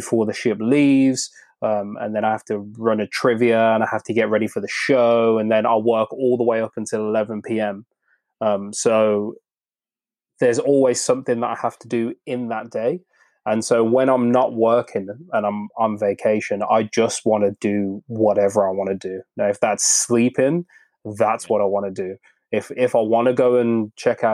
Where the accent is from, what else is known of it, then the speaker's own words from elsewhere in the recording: United Kingdom; I'm British